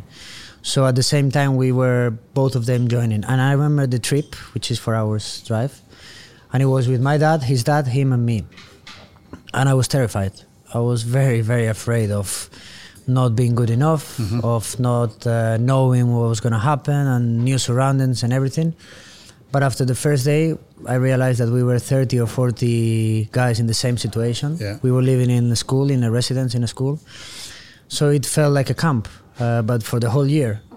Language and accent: English; Oviedo, Asturias, Spain; English is a second language; moved away as an adult; also born or lived in Burgos, Spain; now in Manchester, United Kingdom; we were raised in Asturias, in the north coast of Spain, in the town of Oviedo.